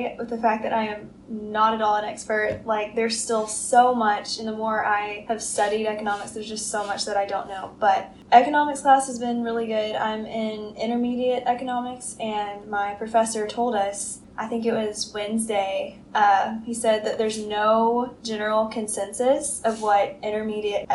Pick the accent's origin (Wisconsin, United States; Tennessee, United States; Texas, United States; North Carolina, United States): Tennessee, United States; Nashville; moved away as an adult; now in Birmingham, United States; I'm actually from Nashville, Tennessee, and my family lives there, and I've lived there my whole life